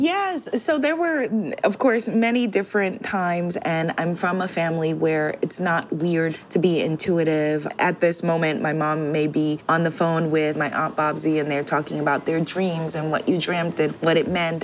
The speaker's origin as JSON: {"language": "English", "town": "New York City", "region": "New York", "country": "United States", "tie": "born or raised there", "moved": "as an adult", "lives_now": "Guyana", "said": "in New York City"}